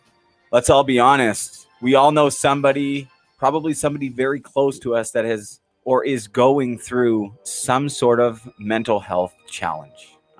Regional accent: Canada; we're growing up in Canada.

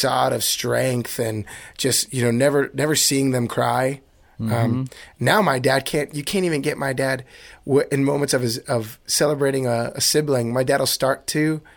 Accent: New Jersey, United States; now in California, United States; growing up in New Jersey

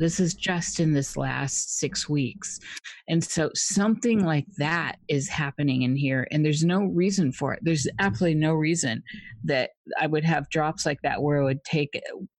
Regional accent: Midwest, United States; I grew up in the Midwest in Tornado Alley.

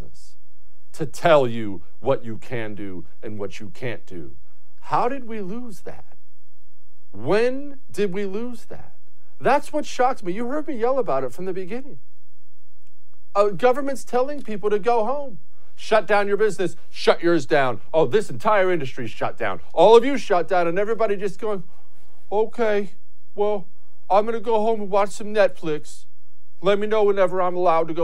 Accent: United States; I'm an American.

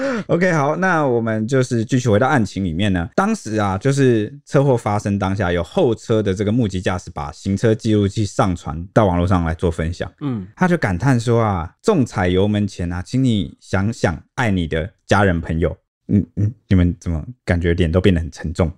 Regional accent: Taiwan; 从小生活在这边

